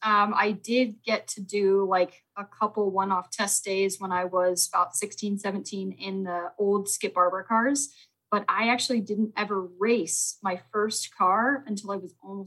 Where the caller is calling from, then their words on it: Indianapolis, Indiana, United States; I am in Indianapolis, Indiana right now.